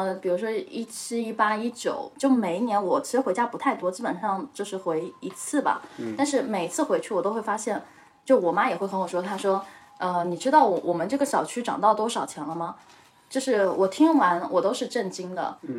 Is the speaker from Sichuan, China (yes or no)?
no; Hangzhou, Zhejiang, China; moved away as an adult; now in Beijing, China; 因为我是杭州人嘛，虽然我在北京